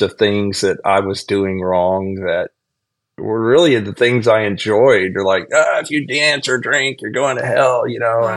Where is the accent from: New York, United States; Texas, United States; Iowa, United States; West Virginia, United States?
Texas, United States; now in Myrtle Beach, United States; I was raised in in Texas in a Southern Baptist family.